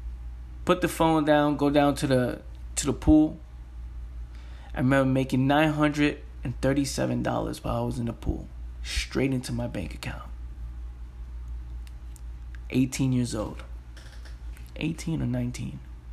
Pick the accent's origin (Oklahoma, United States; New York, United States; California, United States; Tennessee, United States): New York, United States; I'm from the Bronx. Who gives a, you know, I curse a lot. Who's going to listen to me?